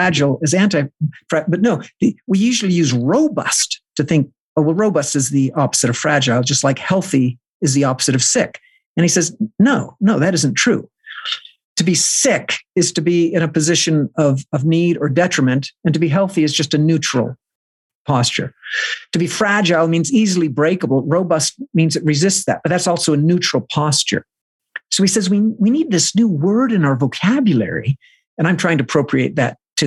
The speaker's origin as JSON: {"language": "English", "area": "the Bible Belt", "region": "the South", "country": "United States", "said": "I come from the Bible Belt, right? This the fundamentalist South"}